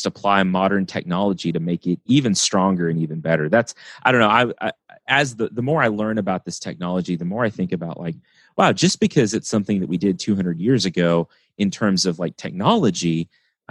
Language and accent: English; West Texas, United States; growing up in West Texas, where it's again flat and dry